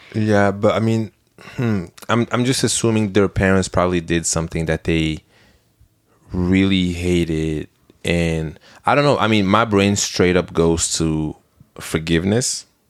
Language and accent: English; Belgium; moved away; I'm from Belgium